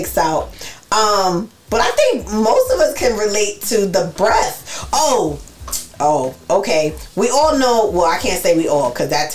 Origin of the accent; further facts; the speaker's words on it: New York, United States; we grew up in New York